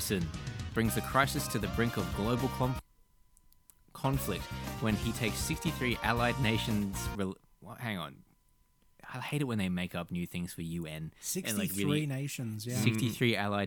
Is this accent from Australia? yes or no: yes; Australia; As an Australian